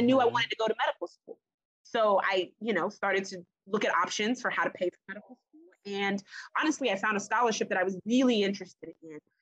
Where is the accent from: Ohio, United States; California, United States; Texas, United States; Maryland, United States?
Maryland, United States; Prince George's County; I grew up in Prince George's County